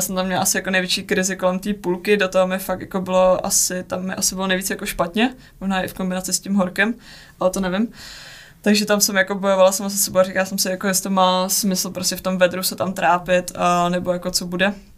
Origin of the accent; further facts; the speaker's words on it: Czechia; s někým z domoviny a je to jako příjemný mluvit prostě česky